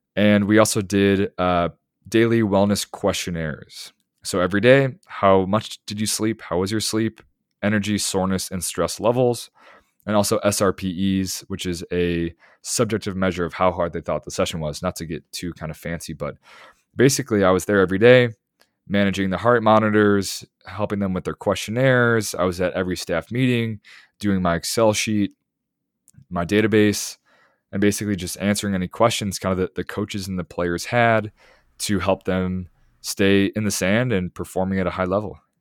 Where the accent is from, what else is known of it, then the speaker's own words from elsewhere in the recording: Chicago, Illinois, United States; moved away as an adult; Growing up where I grew up in the Chicago area